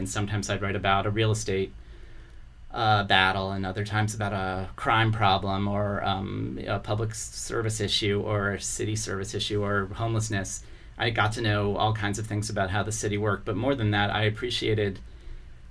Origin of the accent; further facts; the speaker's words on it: Columbia, Maryland, United States; also born or lived in Baltimore, Maryland; I grew up in the suburbs. When I was 5, we moved to Columbia, Maryland